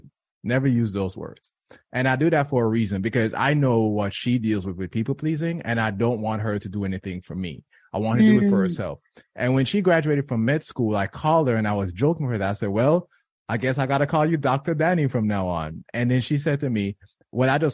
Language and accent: English; Jamaica; now in United States; I was born and raised in Jamaica